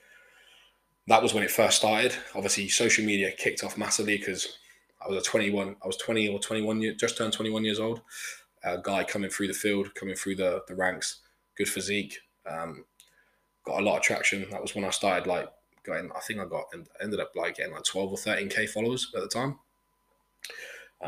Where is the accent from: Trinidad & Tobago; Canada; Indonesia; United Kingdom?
United Kingdom; Brackley, East Midlands; also born or lived in Ingolstadt, Germany / Melbourne, Australia; from Brackley, my hometown